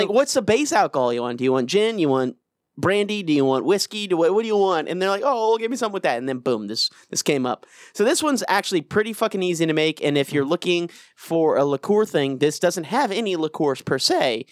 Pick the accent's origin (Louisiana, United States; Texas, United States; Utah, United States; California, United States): Louisiana, United States; moved away; also born or lived in Denver; I'm from Louisiana.